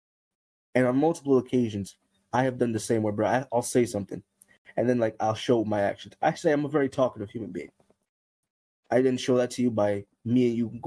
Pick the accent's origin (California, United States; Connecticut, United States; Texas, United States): Connecticut, United States; Hartford; I come from Hartford